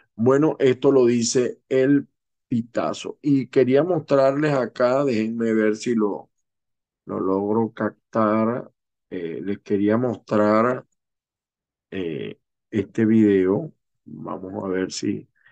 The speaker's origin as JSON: {"language": "Spanish", "region": "Zulia", "country": "Venezuela", "said": "los venezolanos, que, sobre todo los que venimos del Zulia"}